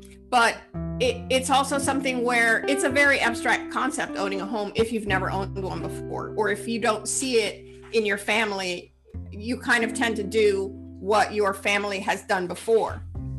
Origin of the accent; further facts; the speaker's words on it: New York City, New York, United States; In my household, I grew up in New York City, and New York City is not really a culture of ownership. It's a culture of apartment dwelling.